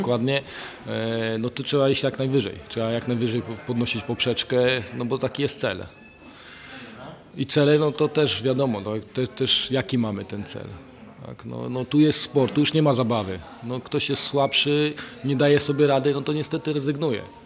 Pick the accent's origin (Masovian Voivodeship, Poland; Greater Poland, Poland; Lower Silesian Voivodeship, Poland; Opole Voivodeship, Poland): Lower Silesian Voivodeship, Poland; Lubań; pochodzę z małej miejscowości, z Lubania